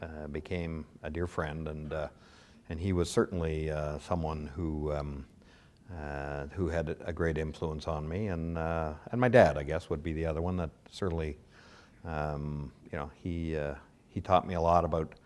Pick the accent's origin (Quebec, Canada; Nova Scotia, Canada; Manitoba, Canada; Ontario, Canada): Ontario, Canada; Toronto; also born or lived in Winnipeg; I was born in Winnipeg. I lived there for all of about 3 weeks. So I then moved to Toronto. So I consider myself certainly raised in Toronto.